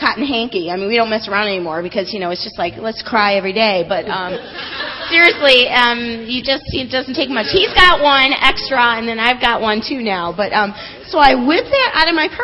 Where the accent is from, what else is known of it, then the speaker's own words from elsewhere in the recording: Michigan, United States; accent: northern; moved away; I was born in Michigan